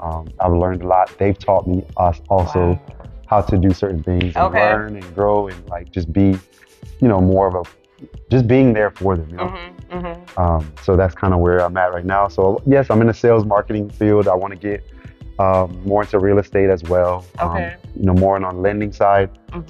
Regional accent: Miami, Florida, United States; born there; now in Orlando, United States; I am Haitian American. {S0} Okay. {S1} Born in Miami, Florida. And then I've been in the Orlando area about 10 years.

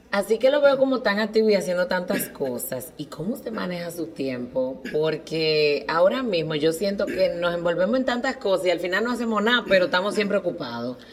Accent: Cibao, Dominican Republic; los cibaeños deberíamos

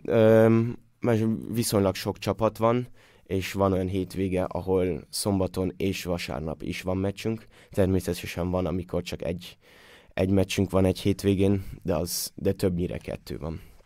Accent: Austria; moved away as an adult; now in Hamburg, Germany; itt mindenkit ismerek, mindenki ismer mindenkit, többnyire együtt nőttünk fel

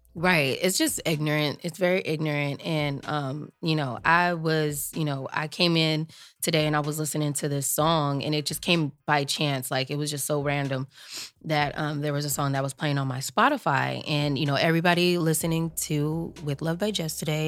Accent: Long Beach, California, United States; I grew up in Long Beach, California

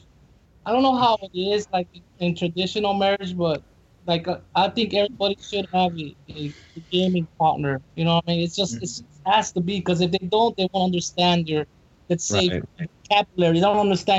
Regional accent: California, United States; I'm from California

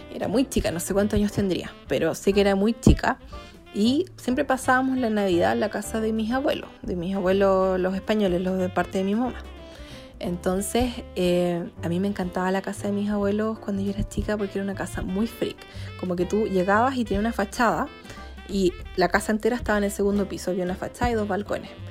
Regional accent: Chillán, Ñuble, Chile; also born or lived in Arica / Santiago; now in Providencia, Santiago, Chile; nosotros nos criamos en Chillán

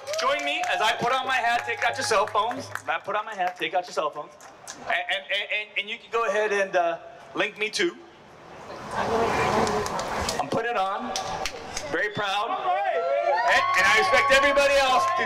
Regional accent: Los Angeles, California, United States; immigrant running for U.S. Congress in my hometown, West San Fernando Valley

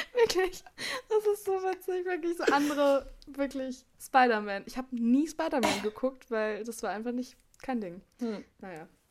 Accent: Berlin, Germany; ich komme zwar aus Berlin

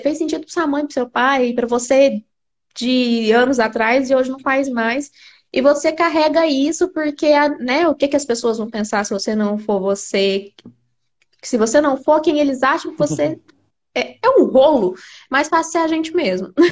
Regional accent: Uberlândia, Minas Gerais, Brazil; moved away; Nós somos de Uberlândia

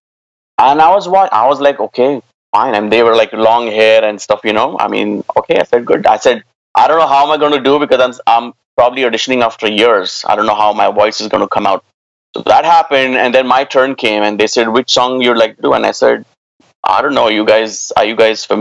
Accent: near Pune, Maharashtra, India; moved away as an adult; also born or lived in Delhi / Gurgaon / Canada; I came back to Pune because I got a job with Veritas Software, again, as a bilingual support individual. Started my career with them and close to my hometown

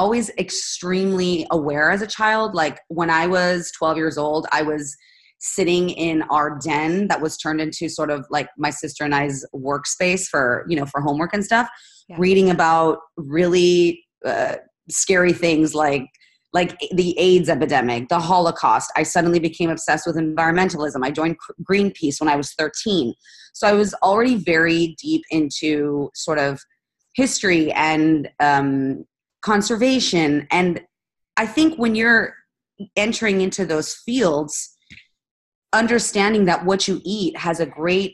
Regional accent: Spain; I'm Spanish Italian and I grew up in Spain.

